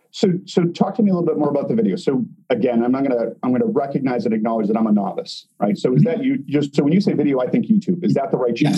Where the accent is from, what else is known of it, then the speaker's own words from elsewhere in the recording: Boston, Massachusetts, United States; now in Chicago, United States; We're originally from Boston